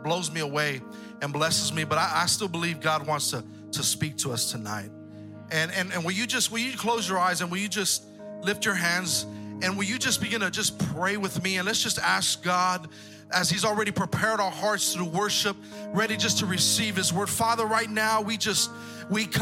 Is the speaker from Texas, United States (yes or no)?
yes; Texas, United States; also born or lived in San Pedro, California; I'm from Texas